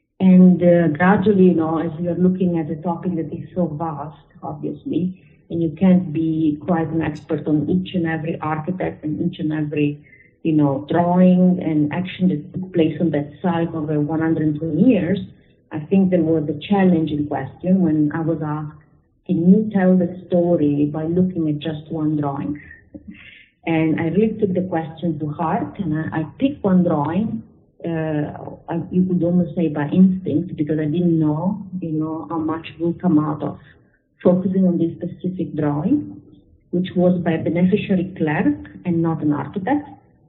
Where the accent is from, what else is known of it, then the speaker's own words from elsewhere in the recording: Genoa, Liguria, Italy; born there; Yes, I was born in Genoa, which is a very historical city, and I studied architecture there.